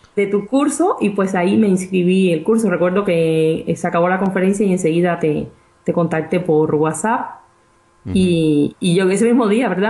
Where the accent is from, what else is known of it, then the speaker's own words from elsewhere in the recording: Cuba; moved away as an adult; also born or lived in Mexico; now in Bern, Switzerland; soy cubana de nacimiento. Y bueno, estudié en la universidad allí